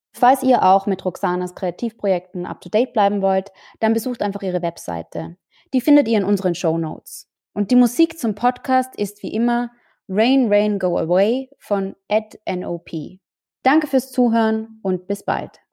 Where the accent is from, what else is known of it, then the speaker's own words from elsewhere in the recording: Austria; ich bin Österreicherin